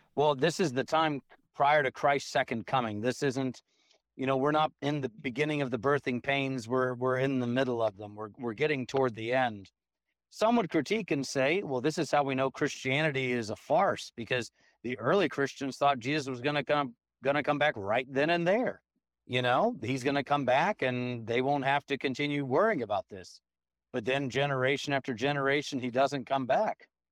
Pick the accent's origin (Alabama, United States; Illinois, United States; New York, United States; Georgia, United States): Georgia, United States; now in Tomball, TX, United States; when I grew up in Georgia